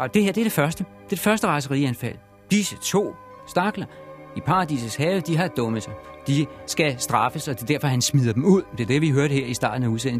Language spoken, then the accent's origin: Danish; Denmark; vi danskere